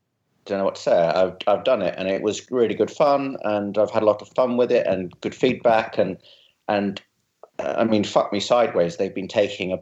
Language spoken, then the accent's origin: English; near Luton, East of England, United Kingdom; I was brought up close to Luton, but not actually in Luton